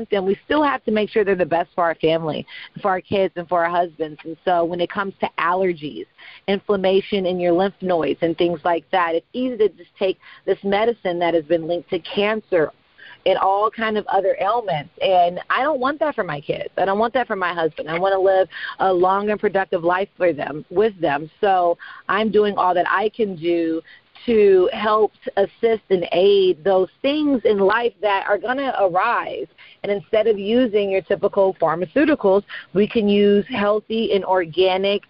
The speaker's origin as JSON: {"language": "English", "region": "California", "country": "United States", "said": "I'm from California"}